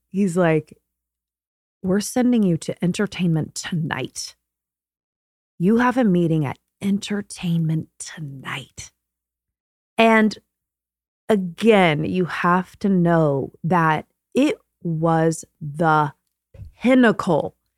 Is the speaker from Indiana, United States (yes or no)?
yes; Martinsville, Indiana, United States; moved away; I am born and raised in Indiana.